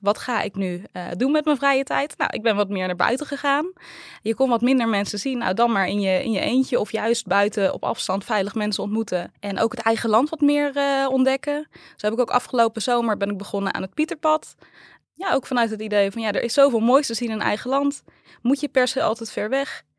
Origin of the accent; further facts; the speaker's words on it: 's-Hertogenbosch, North Brabant, Netherlands; also born or lived in Tilburg; Ik ben geboren en getogen in Den